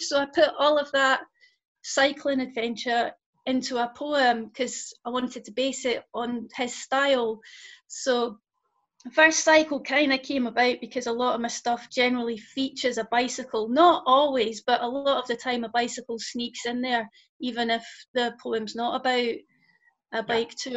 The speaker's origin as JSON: {"language": "English", "region": "Scotland", "country": "United Kingdom", "also_born_or_lived": "London / Bristol", "moved": "yes", "lives_now": "Lancaster, United Kingdom", "said": "I'm originally from Scotland, but um, I've lived in London and Bristol, and now I'm up in Lancaster"}